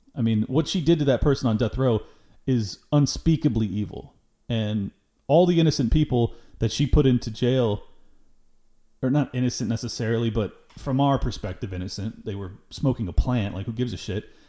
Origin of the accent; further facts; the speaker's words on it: Southern California, United States; I am born and raised in Southern California